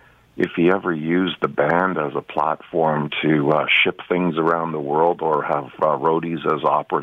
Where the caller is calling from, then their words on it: Mississauga, Ontario, Canada; I'm from Mississauga.